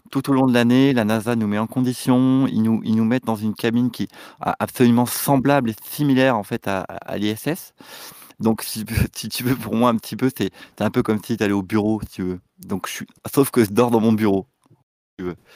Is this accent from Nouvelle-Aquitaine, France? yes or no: no; Dieppe, Normandy, France; nous avons grandi ensemble à Dieppe